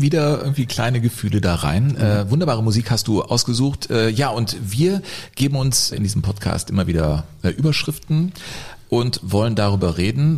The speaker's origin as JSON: {"language": "German", "town": "Cologne", "region": "North Rhine-Westphalia", "country": "Germany", "tie": "born or raised there", "said": "als gebürtiger Kölner"}